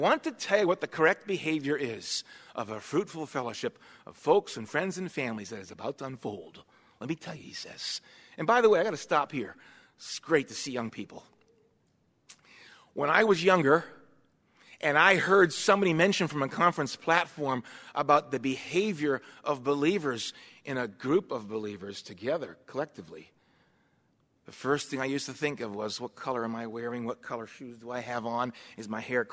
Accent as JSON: {"language": "English", "region": "Massachusetts", "country": "United States", "tie": "born or raised there", "moved": "yes", "said": "the area that I grew up in Massachusetts"}